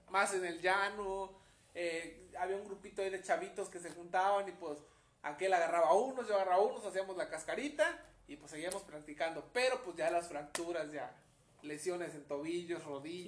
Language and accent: Spanish; Mexico; como buen mexicano